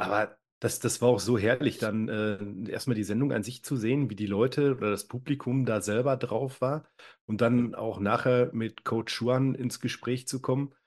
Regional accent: inner Ruhr area, North Rhine-Westphalia, Germany; gebürtig komme ich weiter aus dem Pottinneren.

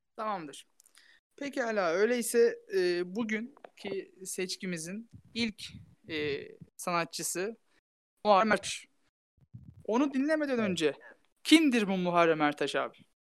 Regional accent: Tokat, Turkey; moved away; yaklaşık iki haftadır memleketimdeyim. Tokatlıyım

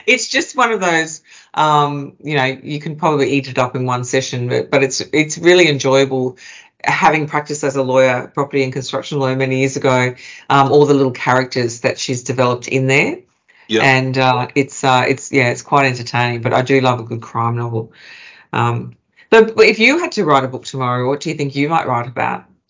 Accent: Queensland, Australia; now in Melbourne, Australia; I'm a Queenslander that's moved to Melbourne.

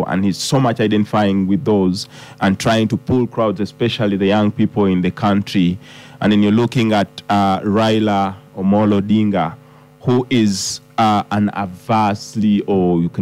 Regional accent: Busia, Uganda; I come from Busia, which is at the border to Kenya

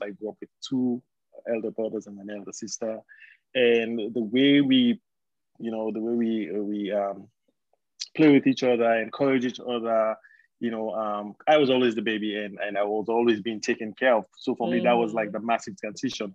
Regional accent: Sierra Leone; we we we grew up in Sierra Leone

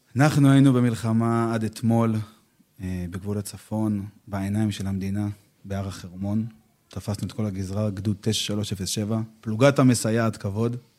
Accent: Petah Tikva, Central District, Israel; also born or lived in Safed; now in Ramat Gilad; שגדלתי בפתח תקווה

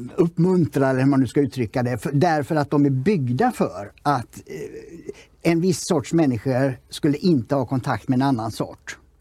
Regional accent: Sweden; vi som svenskar

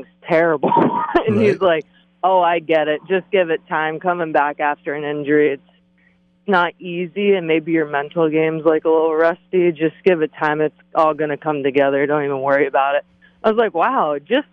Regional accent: Boca Raton, Florida, United States; also born or lived in Fort Lauderdale, Florida / Jupiter, Florida; I was born in Fort Lauderdale, moved to Boca. I played at Broken Sound growing up

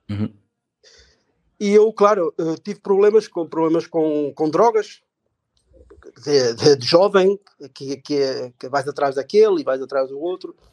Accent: Portugal; now in Germany; sou um imigrante também, sou português. Um, ehm, vim para, para a Alemanha, uh, estou aqui agora há 22 anos.

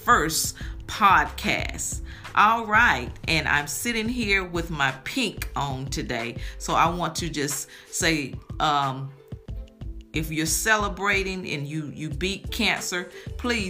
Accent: Greensboro, North Carolina, United States; We grew up in Greensboro, North Carolina

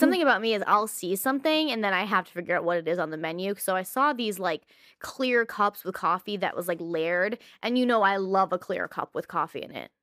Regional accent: United States; As an American

